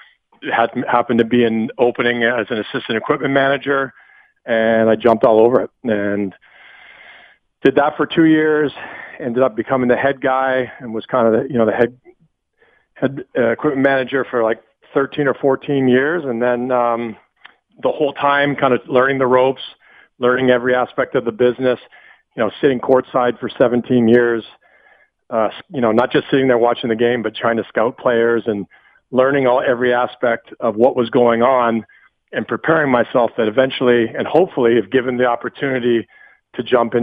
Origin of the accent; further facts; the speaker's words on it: Western Canada, Canada; moved away as an adult; now in United States; I've always wanted to move to the States as a you know, young boy living, growing up in Western Canada.